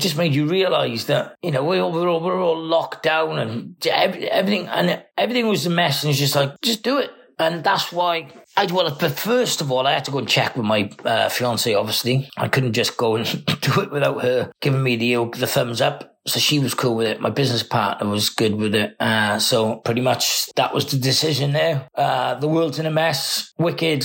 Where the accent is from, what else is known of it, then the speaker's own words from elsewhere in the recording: Cardiff, Wales, United Kingdom; I'm from Cardiff in Wales.